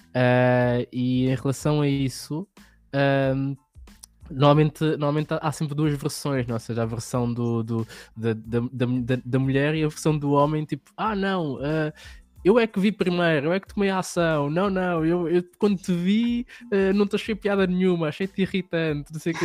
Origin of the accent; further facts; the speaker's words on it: Lisbon, Portugal; eu venho de um meio em que que venho de Lisboa, ali de uma hum. zona que, que é mais, não, não é bairro, mas só que é uma zona um bocadinho mais pobre